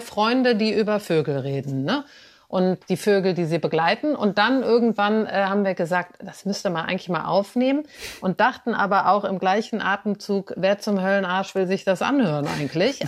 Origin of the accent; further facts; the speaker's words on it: Cologne, North Rhine-Westphalia, Germany; ich bin in Köln aufgewachsen, ein wenig außerhalb der Stadt